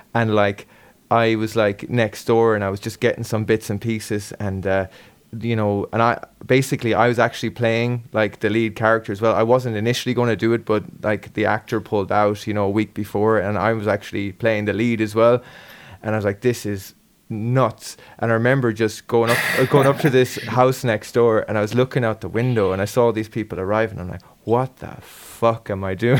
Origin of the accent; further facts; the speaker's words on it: Galway, Connacht, Ireland; I grew up in Galway